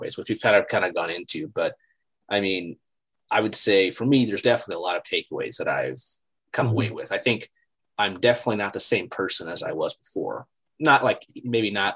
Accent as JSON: {"language": "English", "country": "United States", "also_born_or_lived": "China", "said": "I'm still American"}